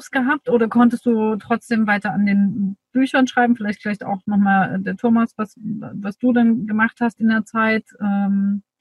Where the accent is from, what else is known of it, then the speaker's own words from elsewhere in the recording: Dresden, Saxony, Germany; Aber ich habe so meine Heimatstadt Dresden nochmal ganz andere Ecken kennengelernt, die ich vorher nicht kannte.